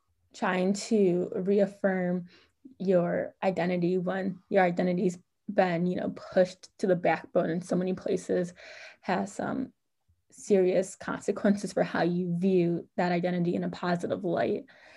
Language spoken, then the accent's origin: English; Midwest, United States; I think a lot of Black Americans, like we're from the Midwest